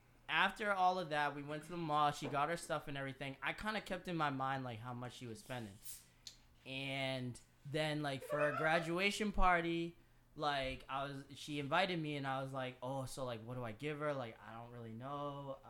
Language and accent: English; Worcester, Massachusetts, United States; born or raised there; also born or lived in Orange County, California; now in Providence, United States